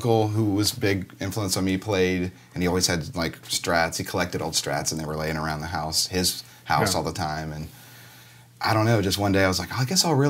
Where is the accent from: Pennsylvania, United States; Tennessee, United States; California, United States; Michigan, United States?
Tennessee, United States; Nashville; Just growing up in Nashville